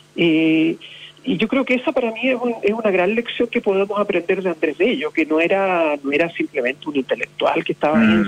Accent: Punta Arenas, Magallanes and Chilean Antarctica, Chile; soy magallánico, soy puntarenense y no lo voy a olvidar nunca

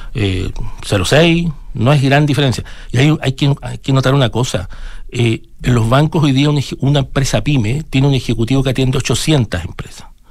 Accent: Chile; una economía como la de nosotros

